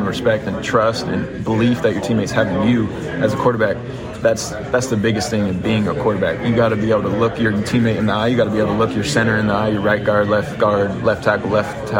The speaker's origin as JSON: {"language": "English", "region": "California", "country": "United States", "tie": "born or raised there", "moved": "as an adult", "lives_now": "Lafayette, United States", "said": "born and raised in California"}